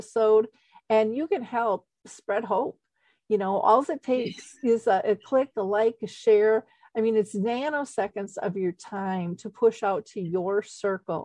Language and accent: English; Minnesota, United States; I grew up in Minnesota in the U.S.